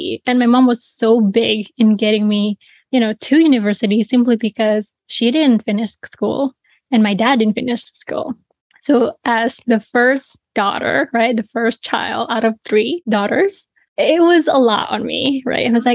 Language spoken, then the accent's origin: English; Bali, Indonesia; I was born and raised in Bali, Indonesia